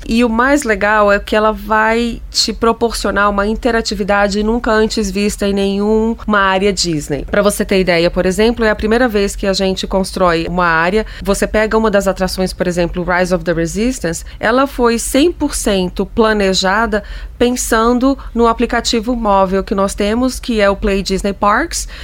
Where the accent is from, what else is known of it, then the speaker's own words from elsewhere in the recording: Brasília, Federal District, Brazil; não sou de São Paulo, eu sou de Brasília e venho a São Paulo regularmente há muitos anos